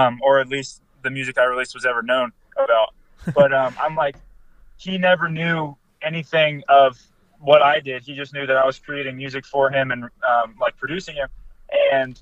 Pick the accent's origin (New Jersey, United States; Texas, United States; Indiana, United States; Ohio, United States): Ohio, United States; now in Michigan, United States; I'm not home right now here in Michigan. I'm from Ohio.